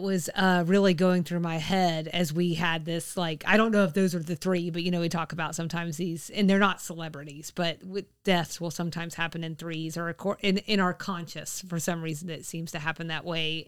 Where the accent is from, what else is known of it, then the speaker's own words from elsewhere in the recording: Georgia, United States; what has always been my home state.